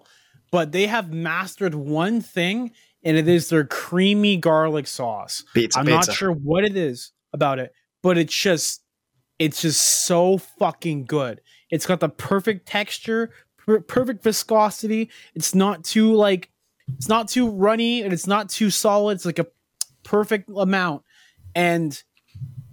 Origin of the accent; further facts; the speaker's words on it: Canada; we're all Canadian